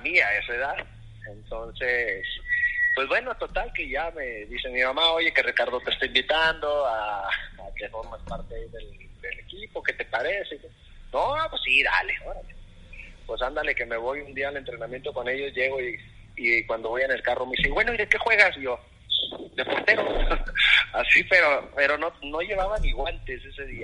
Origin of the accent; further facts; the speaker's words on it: Ciudad Juárez, Chihuahua, Mexico; moved away as an adult; yo soy nacido en Ciudad Juárez, Chihuahua. Es ahí en el norte de la República. Este, ahí pues estuvimos viviendo aproximadamente 32 años